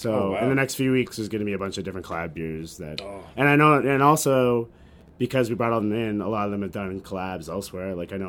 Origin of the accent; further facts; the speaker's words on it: Canada; it's kind of an unintentional circumstance of being a Canadian with the smart serve laws